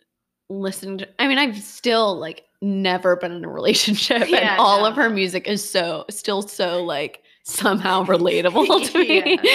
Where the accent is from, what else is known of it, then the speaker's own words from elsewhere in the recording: the South, United States; growing up in the South